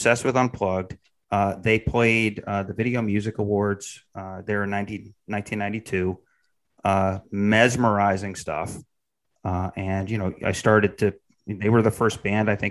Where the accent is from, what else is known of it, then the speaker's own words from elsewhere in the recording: Syracuse, New York, United States; I'm from Syracuse, New York